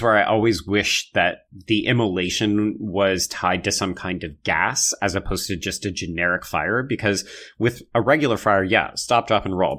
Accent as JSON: {"language": "English", "region": "Alberta", "country": "Canada", "tie": "born or raised there", "said": "I grew up in Alberta"}